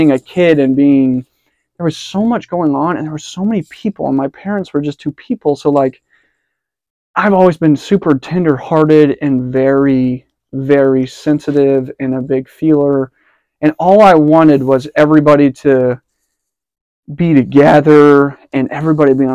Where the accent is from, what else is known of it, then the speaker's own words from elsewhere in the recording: Cincinnati, Ohio, United States; I was born in Cincinnati in 95